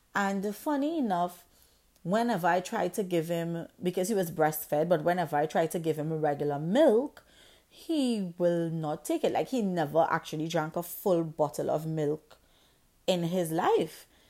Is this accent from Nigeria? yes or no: no; Trinidad & Tobago; I grew up in the Caribbean island of Trinidad and Tobago